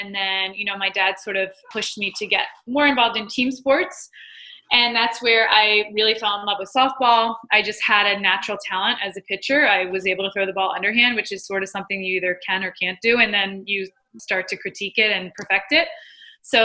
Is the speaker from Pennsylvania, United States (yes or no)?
yes; Philadelphia, Pennsylvania, United States; moved away as an adult; now in Los Angeles, United States; I'm originally from Philadelphia. I moved to LA about 9 years ago, almost